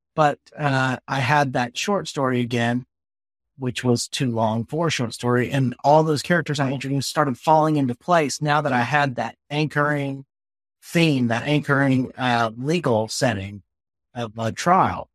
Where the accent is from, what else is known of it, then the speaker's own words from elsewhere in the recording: the South, United States; I'm a Southerner